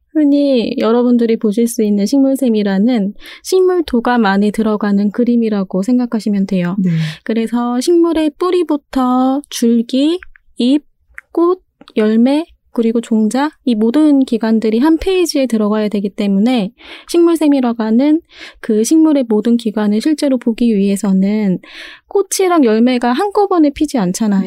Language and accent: Korean; Seoul, South Korea; 저는 서울에서 태어났고요.